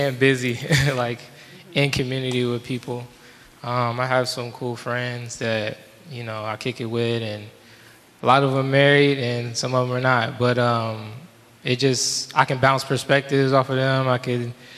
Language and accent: English; Fort Wayne, Indiana, United States; now in Chicago, United States; I am originally from Fort Wayne, Indiana